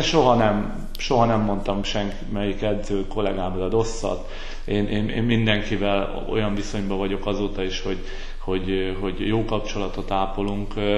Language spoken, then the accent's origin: Hungarian; Veszprém, Veszprém County, Hungary; moved away as an adult; also born or lived in Szombathely / Székesfehérvár; Veszprémi születésű vagyok